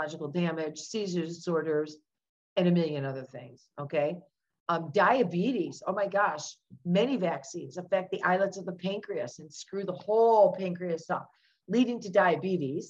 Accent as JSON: {"language": "English", "area": "outside of Detroit", "region": "Michigan", "country": "United States", "tie": "born or raised there", "said": "I grew up outside of Detroit, Michigan"}